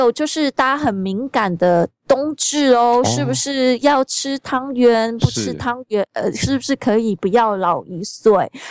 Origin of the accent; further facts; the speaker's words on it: Taiwan; born there; 对对对，农民历的节气，因为毕竟我们生在台湾。